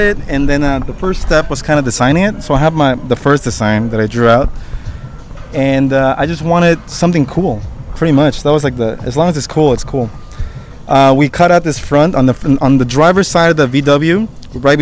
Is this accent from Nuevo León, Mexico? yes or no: no; Oaxaca, Mexico; moved away; I'm from Oaxaca. I was born in Oaxaca